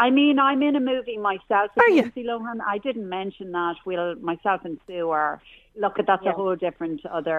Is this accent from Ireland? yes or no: yes; Dundalk, Leinster, Ireland; I'm from Dundalk myself.